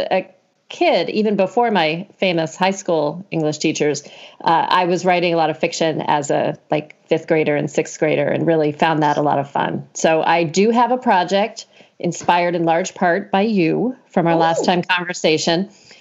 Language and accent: English; the South, United States; moved away; also born or lived in Florida / Georgia; I grew up in the South. So Florida and Georgia.